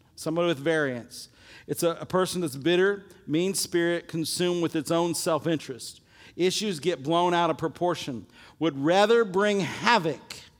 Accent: Illinois, United States; my little high school that I grew up in Illinois

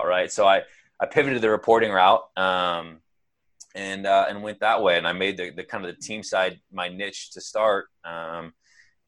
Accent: Seattle, Washington, United States; growing up in Seattle

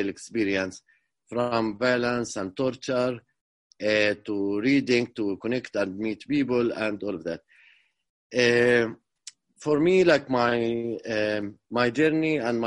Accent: Hizma, West Bank, Palestine; accent: Middle East and also jail accent; English is a second language; now in Ramallah, Palestine; I grew up around Jerusalem

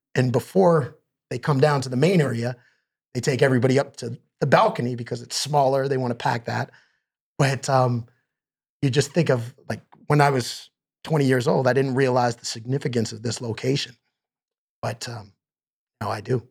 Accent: Stratford, Ontario, Canada; moved away as an adult; now in Toronto, Canada; we moved from Toronto and I was four years old and we moved to Stratford, Ontario

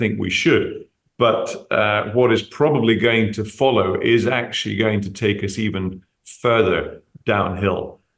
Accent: United Kingdom; Being a British citizen, it's very troubling.

